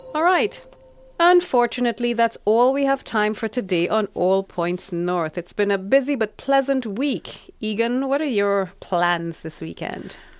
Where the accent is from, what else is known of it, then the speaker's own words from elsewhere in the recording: Trinidad & Tobago; moved away as an adult; now in Finland; I'm originally from the Caribbean, small small country. Um, very strong sporting tradition and history, Trinidad and Tobago